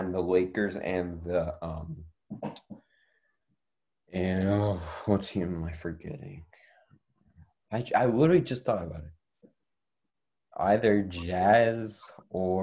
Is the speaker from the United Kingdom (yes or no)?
no; Canada; I'm from Canada